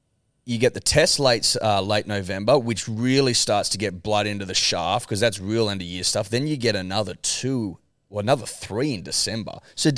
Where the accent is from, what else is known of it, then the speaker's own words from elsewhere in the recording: Australia; I'm Australian.